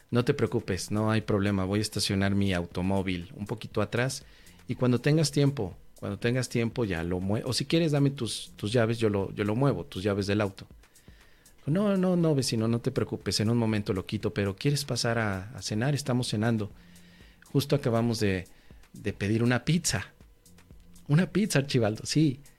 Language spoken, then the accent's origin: Spanish; Tangamandapio, Michoacán, Mexico; regresaba en automóvil en mi carro de haber ido a mi pueblo natal, Tangamandapio. Un pueblito bellísimo, arrebolado en sus calles, con un lago y un estanque tan precioso. Tangamandapio, mi pueblo natal.